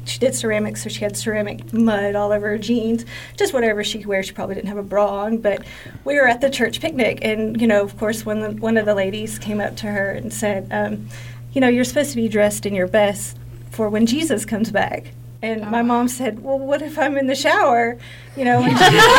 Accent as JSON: {"language": "English", "town": "Huntsville", "region": "Alabama", "country": "United States", "tie": "born or raised there", "said": "Growing up in the Bible Belt, I grew up here in Huntsville, and we were in church every time the doors open. We were very, very poor."}